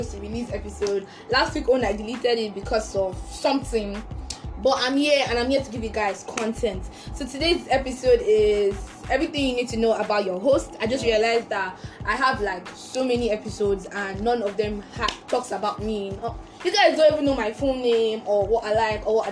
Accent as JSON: {"language": "English", "region": "Benue", "country": "Nigeria", "said": "I'm from Benue State, full basket of the nation."}